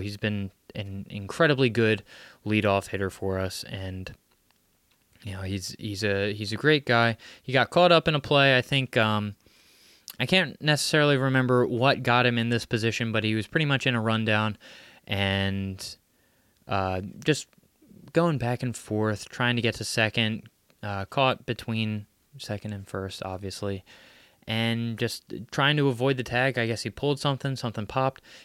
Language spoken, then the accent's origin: English; Abington, Pennsylvania, United States; Abington, my hometown